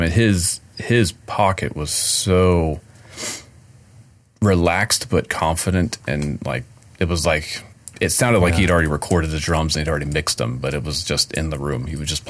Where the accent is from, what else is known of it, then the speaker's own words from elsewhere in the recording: the South, United States; accent: Southern; Library. I always say that word like I'm definitely from the South. Library.